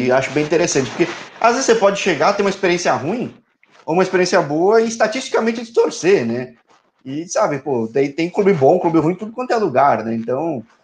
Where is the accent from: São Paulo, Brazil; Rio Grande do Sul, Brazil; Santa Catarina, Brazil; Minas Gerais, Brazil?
São Paulo, Brazil; Eu sou ponte, sou de São Paulo, mas sou macaca.